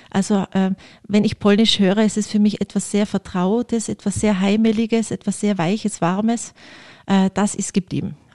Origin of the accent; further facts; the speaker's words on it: Innsbruck, Tyrol, Austria; Also ich bin äh, am, direkt am Inn aufgewachsen, am Rande des Olympischen Dorfes komplett im Grünen